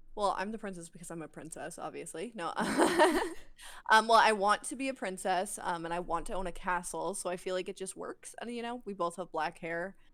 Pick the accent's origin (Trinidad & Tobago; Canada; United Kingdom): Canada; Alberta; I'm from Alberta